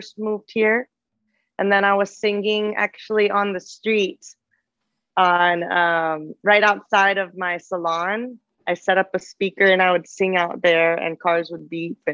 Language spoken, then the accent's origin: English; McAllen, Texas, United States; moved away as an adult; I came from South Texas and I'm from McAllen, Texas, 956